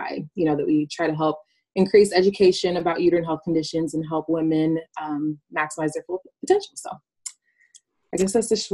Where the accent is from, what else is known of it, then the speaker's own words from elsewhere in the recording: Houston, Texas, United States; also born or lived in Nigeria; I am from Houston, Texas, by way of Nigeria, by way of wanting, I never know how to answer that question.